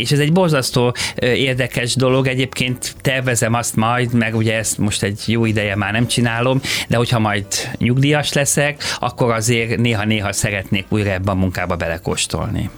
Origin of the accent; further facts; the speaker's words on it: Hungary; képviselhetem magyarként, ö, Magyarországon. Ennek ugye nagyon sok előnye van, hogy én, én hazai, ö, ember vagyok